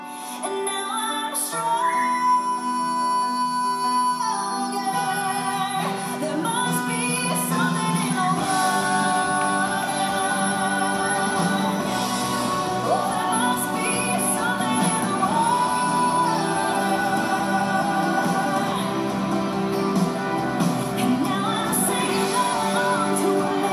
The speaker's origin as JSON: {"language": "English", "region": "London", "country": "United Kingdom", "accent": "Cockney", "said": "a South Londoner"}